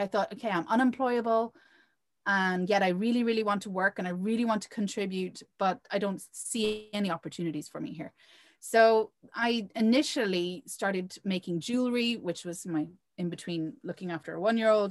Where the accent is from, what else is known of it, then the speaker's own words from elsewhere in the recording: Ireland; also born or lived in Provence, France; now in France; I grew up in Ireland